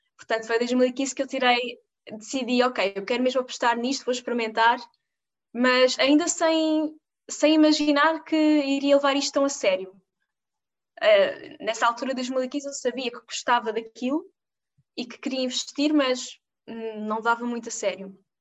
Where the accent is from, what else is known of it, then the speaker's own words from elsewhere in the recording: Portugal; a minha cidade de onde eu venho